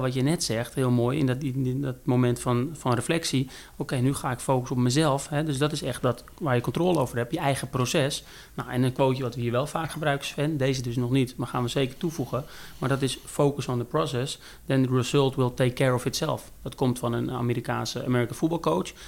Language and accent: Dutch; Netherlands; wij als Nederlanders zijn gewend veel Engels te praten